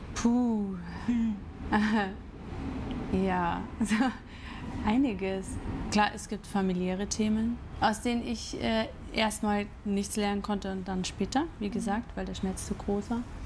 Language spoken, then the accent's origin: German; Grafing, Bavaria, Germany; also born or lived in Chiemsee; now in Munich, Germany; ich bin in Grafing aufgewachsen, mhm. Also bei München. Mhm. Dann war ich acht Jahre im Chiemsee und dann wieder hier